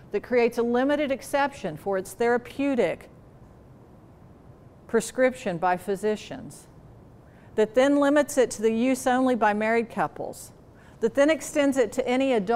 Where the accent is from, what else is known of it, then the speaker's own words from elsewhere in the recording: the South, United States; I'm from the South